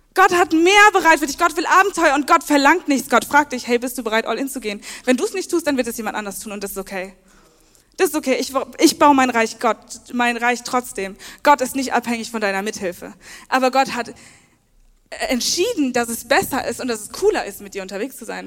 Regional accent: Worms, Rhineland-Palatinate, Germany; now in Leipzig, Germany; ich bin 24 Jahre alt, ich komme aus Worms

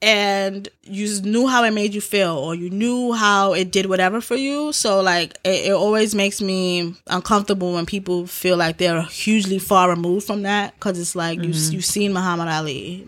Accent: United States; And we are American, too.

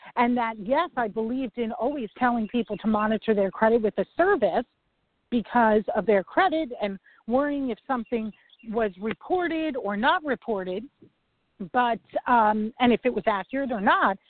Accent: New York, United States; I'm a New Yorker

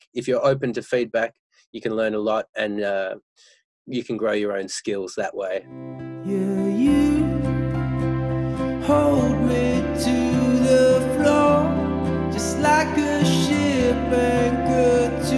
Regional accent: Perth, Western Australia, Australia; now in Melbourne, Australia; I'm originally from Perth

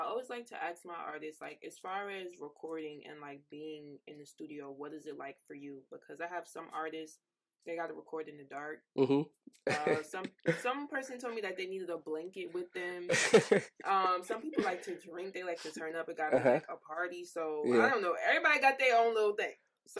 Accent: Jamaica; Like, I've always listened to Afrobeats because, like, I'm Jamaican.

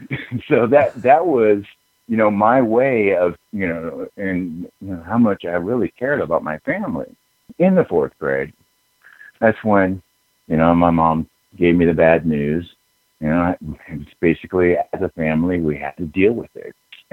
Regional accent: Alabama, United States; born there; I was a military brat. My parents moved. I was born in Alabama, and my mom's side is all German.

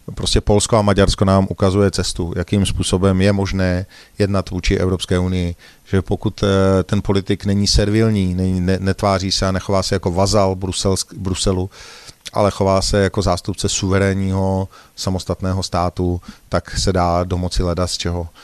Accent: Prague, Czechia; jsem z České republiky, že jsem z Prahy

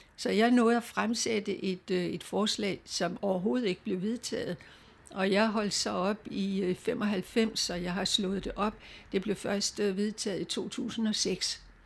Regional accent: Denmark

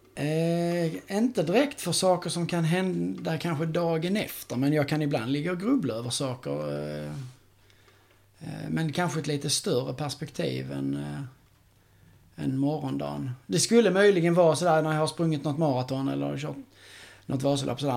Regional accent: Skåne, Sweden; jag är från Skåne

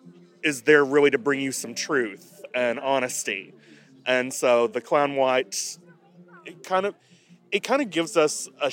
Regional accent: Kentucky, United States; In Carter County. Okay. I grew up about an hour north of here.

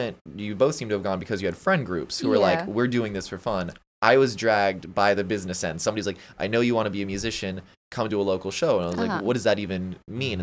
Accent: St. Augustine, Florida, United States; I'm from St. Augustine

